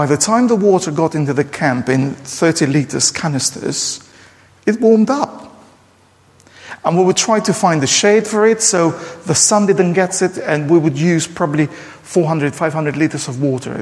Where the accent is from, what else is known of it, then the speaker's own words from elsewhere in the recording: Durrës, Durrës County, Albania; Durrës, my hometown, which is central in Albania